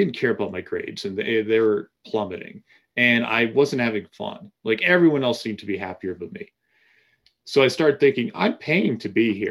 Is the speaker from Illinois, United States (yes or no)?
no; Massachusetts, United States; I grew up in Massachusetts